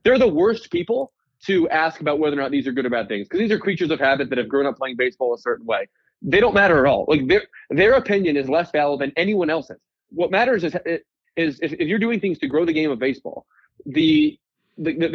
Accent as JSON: {"language": "English", "town": "Philadelphia", "region": "Pennsylvania", "country": "United States", "tie": "born or raised there", "said": "my hometown team"}